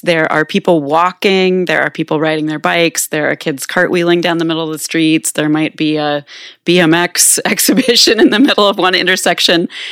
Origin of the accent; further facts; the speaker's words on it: Manhattan, Kansas, United States; moved away as an adult; now in Minneapolis, United States; I grew up here in Manhattan